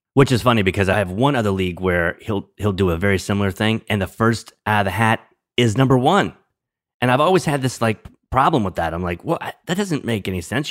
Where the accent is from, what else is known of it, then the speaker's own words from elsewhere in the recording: New Orleans, Louisiana, United States; moved away; I'm from New Orleans, originally from New Orleans